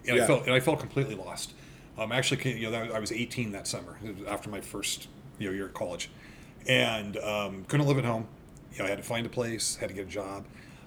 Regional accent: San Leandro, California, United States; So I grew up in San Leandro, mm-hmm. and I like to tell people I grew up in 880 San Leandro, not 580 San Leandro, right? So I grew up below 880, not above 580 up in the hills.

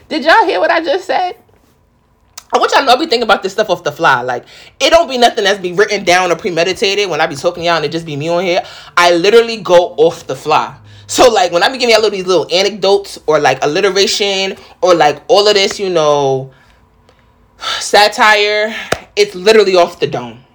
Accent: New York, United States; accent: New York; now in Charlotte, United States; I'm from the Bronx, but like real talk, I guess it's just a New York type vibe.

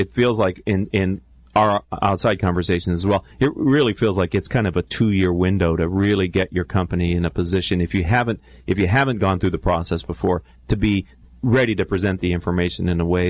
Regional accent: Western Pennsylvania, United States; moved away; I hail from Western Pennsylvania

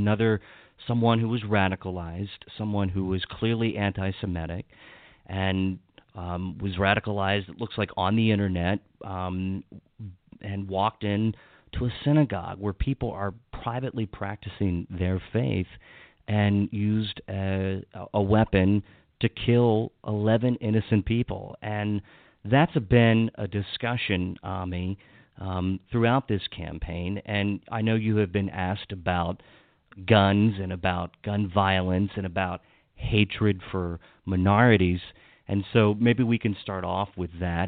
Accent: Washington County, Maryland, United States; also born or lived in Montgomery County, Maryland; I grew up in Washington County. I lived there for most of my life. And moving into Montgomery County

